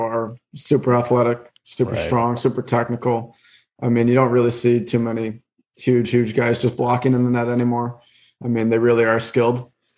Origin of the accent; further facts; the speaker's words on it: Belleville, Ontario, Canada; I was able to play in my hometown for 2 years